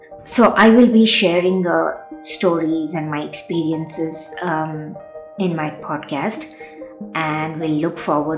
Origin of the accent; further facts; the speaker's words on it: India; also born or lived in London; from India and completed my master's from London.